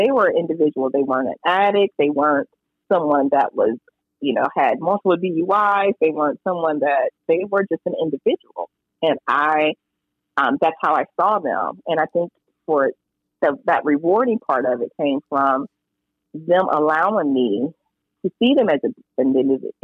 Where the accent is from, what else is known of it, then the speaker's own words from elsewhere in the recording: Hapeville, Georgia, United States; I grew up in Hatesville, Georgia